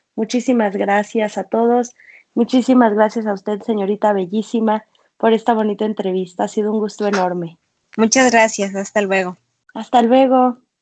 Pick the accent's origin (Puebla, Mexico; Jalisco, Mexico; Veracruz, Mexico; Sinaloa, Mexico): Sinaloa, Mexico; Culiacán; also born or lived in Mexico City; Yo soy de Culiacán, Sinaloa, pero en este momento estoy en la Ciudad de México